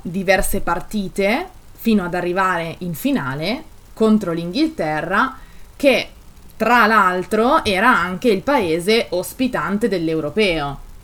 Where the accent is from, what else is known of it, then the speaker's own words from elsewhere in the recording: Italy; mi fa essere orgogliosa del mio paese, delle mie tradizioni